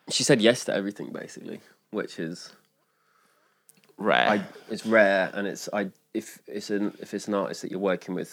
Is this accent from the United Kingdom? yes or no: yes; England, United Kingdom; Like coming from my background being English, and I was in bands my whole life.